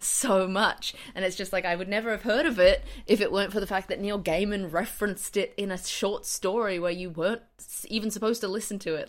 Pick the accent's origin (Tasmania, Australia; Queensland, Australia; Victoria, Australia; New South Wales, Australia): Queensland, Australia; being an adolescent in Queensland